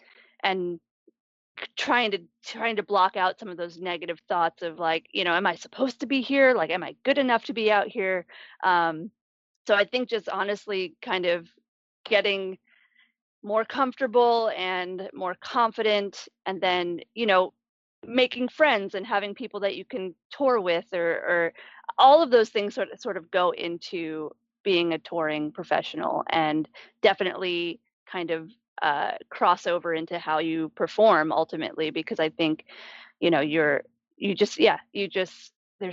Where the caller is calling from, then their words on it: Missouri, United States; I am somewhere in Missouri. Not quite sure where.